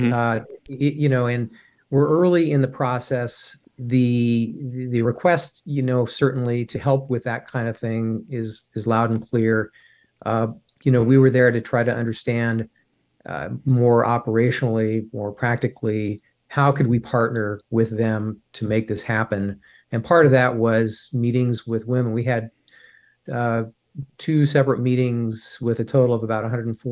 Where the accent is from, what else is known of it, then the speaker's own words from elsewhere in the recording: United States; as an American